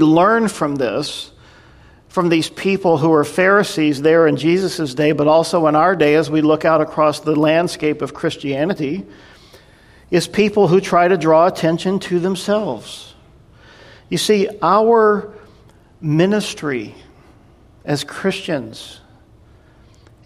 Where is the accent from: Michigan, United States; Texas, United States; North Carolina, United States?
North Carolina, United States; I grew up in North Carolina, and I grew up in the Southern Baptist church